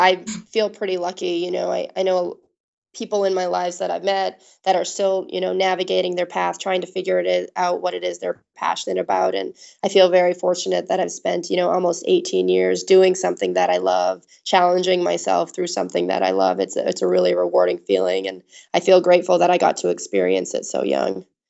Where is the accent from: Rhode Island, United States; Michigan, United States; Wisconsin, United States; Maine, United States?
Maine, United States; Augusta; I'm, was born and raised in Augusta, Maine.